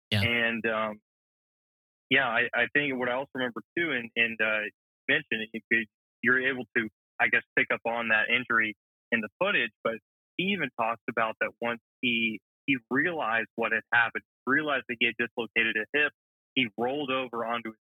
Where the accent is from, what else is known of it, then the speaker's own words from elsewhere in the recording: Alpharetta, Georgia, United States; I'm from Alpharetta, Georgia.